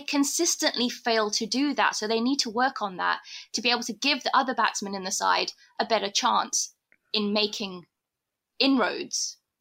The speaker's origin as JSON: {"language": "English", "country": "United Kingdom", "moved": "yes", "lives_now": "South Africa", "said": "me being a Brit"}